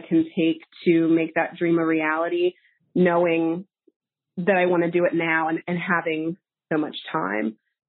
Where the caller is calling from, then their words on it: Harrisburg, Pennsylvania, United States; I'm from Harrisburg, Pennsylvania, and I have a career conundrum.